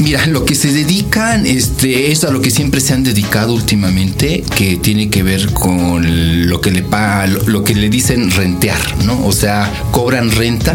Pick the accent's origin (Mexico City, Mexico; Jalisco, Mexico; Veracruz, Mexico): Mexico City, Mexico; soy de, México, de México, del Distrito Federal